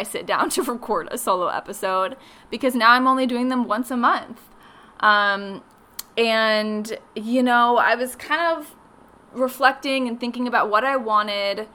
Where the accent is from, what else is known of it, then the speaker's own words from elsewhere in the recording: Phoenix, Arizona, United States; also born or lived in Los Angeles; I grew up in Phoenix